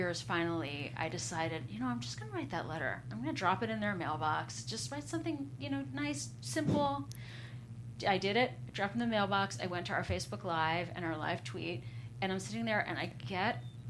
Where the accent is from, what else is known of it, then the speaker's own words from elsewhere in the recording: Philadelphia, Pennsylvania, United States; also born or lived in New York; now in Los Angeles, United States; we're both from there. We're both from Philadelphia